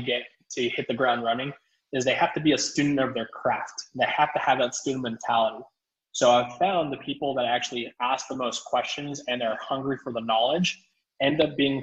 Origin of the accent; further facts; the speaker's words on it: South Texas, United States; So my hometown just got devastated by Hurricane Hannah.